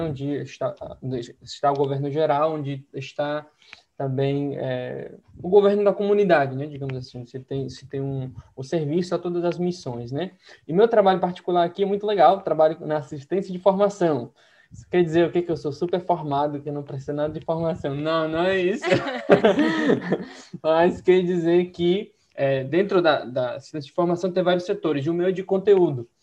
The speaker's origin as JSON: {"language": "Portuguese", "town": "Santiago", "region": "Santiago Metropolitan Region", "country": "Chile", "tie": "born or raised there", "moved": "yes", "said": "Mas eu sou de Santiago do Chile, né? Nasci e cresci em Santiago"}